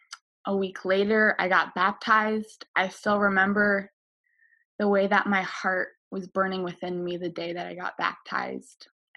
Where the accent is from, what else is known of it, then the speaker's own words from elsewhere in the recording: Costa Rica; also born or lived in Alaska; I was born in Alaska, kind of out in the middle of nowhere, but I was raised in Costa Rica, Central America, as a missionary kid.